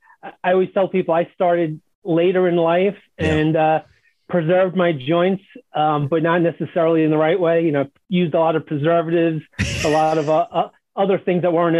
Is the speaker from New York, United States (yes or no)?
yes; New York City, New York, United States; moved away; growing up in the Bronx